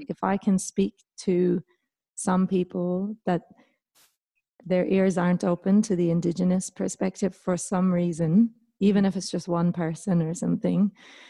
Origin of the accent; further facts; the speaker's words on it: Ireland; moved away as an adult; also born or lived in Victoria, Australia; now in New South Wales, Australia; coming from Ireland